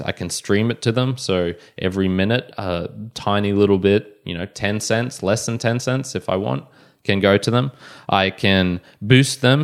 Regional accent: Australia; I was born in Australia

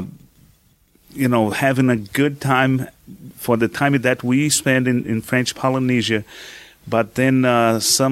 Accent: Brazil; moved away as an adult; also born or lived in New York, United States; I was born in Brazil, and I came into the U.S.

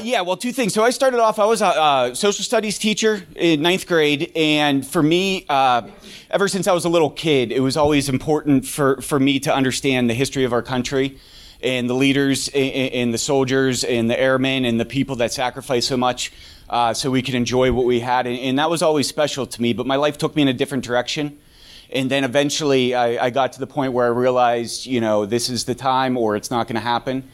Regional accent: Pittsburgh, Pennsylvania, United States; moved away as an adult; also born or lived in Alaska; I'm originally from Pittsburgh. I wanted to come back to Pittsburgh

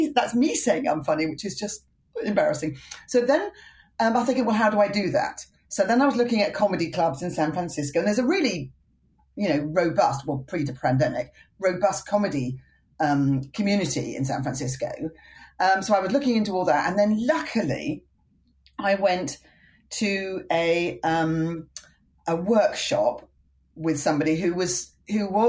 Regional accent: United Kingdom; accent: British; moved away as an adult; now in California, United States; I've got this charming British accent

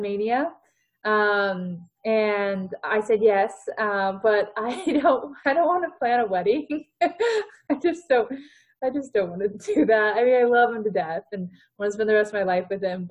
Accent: Port Angeles, Washington, United States; also born or lived in Kentucky; my mom moved me and my two sisters up to Washington State, to Port Angeles, Washington. And that's where I grew up.

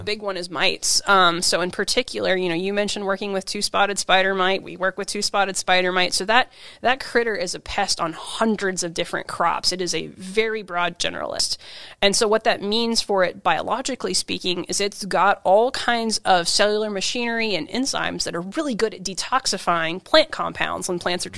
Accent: Kansas, United States; now in Washington, United States; I'm from Kansas the Midwest.

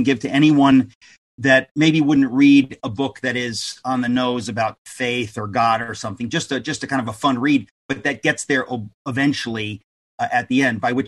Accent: United States; as an American

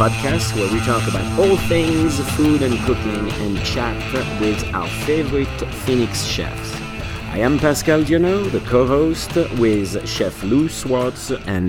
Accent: Champagne, Grand Est, France; moved away; I was born in Champagne, and as a matter of fact, I have three brothers, and all of us were all born in Champagne.

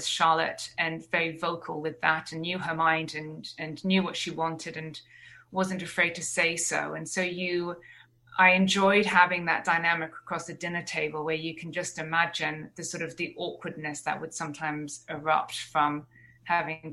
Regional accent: Jersey; I grew up in Jersey

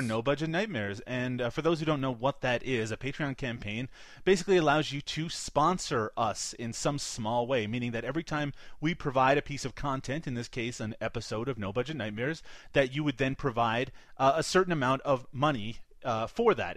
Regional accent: Canada; I'm Canadian

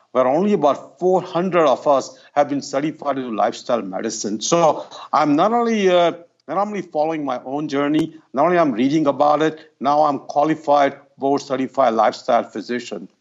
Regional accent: Ahmedabad, Gujarat, India; moved away; I grew up in India. It's about two hundred fifty miles north of Bombay. The city's name is Ahmedabad

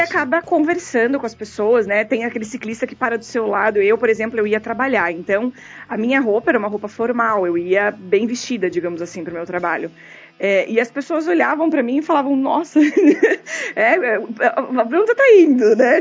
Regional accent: São Paulo, Brazil; moved away; Eu sou de São Paulo, eu, moro, eu tirei minha carteira em São Paulo

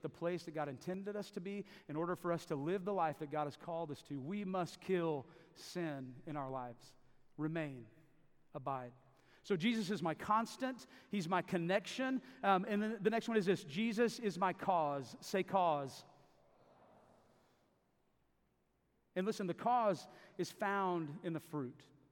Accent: Davis, Oklahoma, United States; I grew up in Davis, Oklahoma, just right down the hill for most of the time I was growing up, about 9 years, so I consider that home.

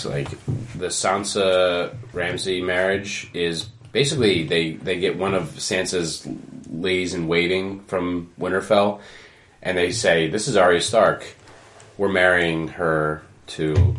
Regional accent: New Jersey, United States; I'm from New Jersey

